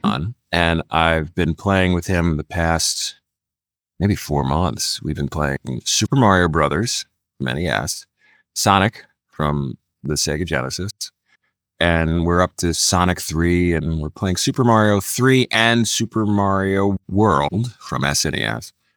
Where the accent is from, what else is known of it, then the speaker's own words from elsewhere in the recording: Philadelphia, Pennsylvania, United States; moved away; I'm a Philadelphia boy, born and raised in Philadelphia